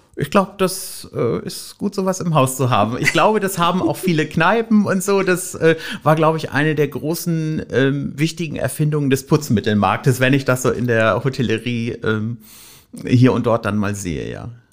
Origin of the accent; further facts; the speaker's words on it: Rhineland near Düsseldorf, North Rhine-Westphalia, Germany; moved away as an adult; also born or lived in Wülfrath; now in Hamburg, Germany; Ich komme ursprünglich ähm, aus, aus dem Rheinland in der Nähe von Düsseldorf